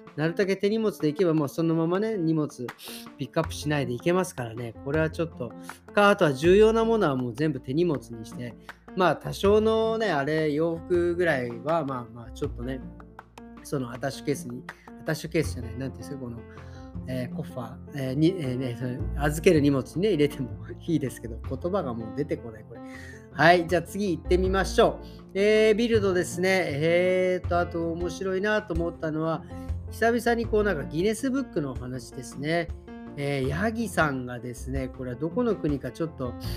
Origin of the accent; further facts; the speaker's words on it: Tokyo, Japan; now in Berlin, Germany; 僕、東京出身